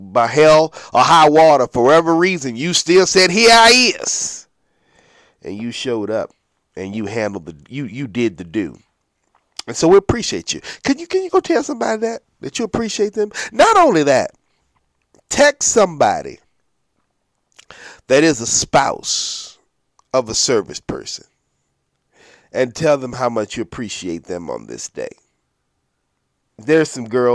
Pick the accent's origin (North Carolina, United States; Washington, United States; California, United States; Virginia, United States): Virginia, United States; Norfolk; We come from Norfolk, at least I do.